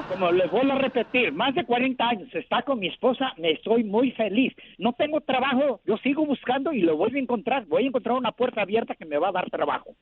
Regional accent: Cuernavaca, Morelos, Mexico; yo soy de Cuernavaca, Morelos

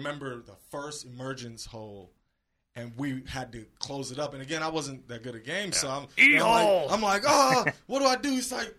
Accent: Miami, Florida, United States; moved away; I'm originally from Miami, really rough place.

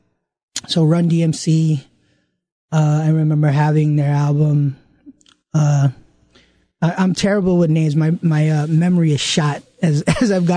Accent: New York City, New York, United States; I grew up in Flushing, Queens

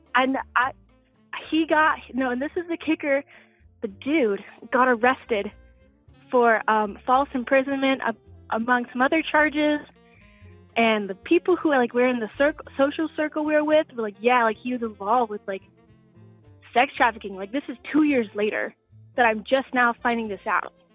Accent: Atlanta, Georgia, United States; moved away as an adult; now in Tokyo, Japan; I'm from Atlanta, and I'm so glad. But I'm studying abroad in Tokyo

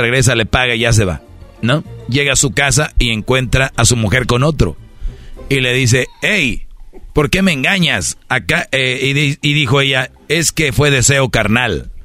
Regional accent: Monterrey, Nuevo León, Mexico

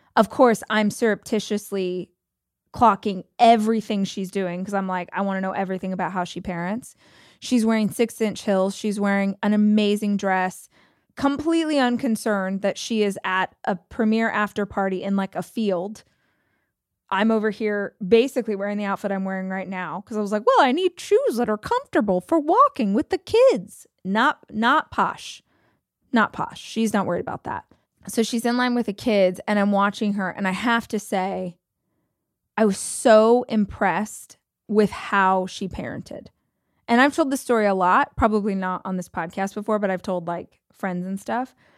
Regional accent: United States; I'm American

